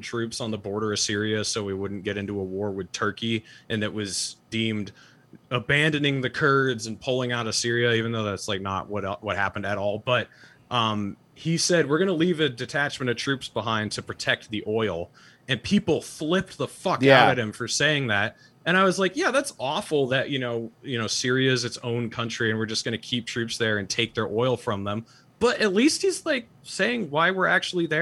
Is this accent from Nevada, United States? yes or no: no; New Hampshire, United States; also born or lived in Utah; I'm from New Hampshire and I decided to move back to New Hampshire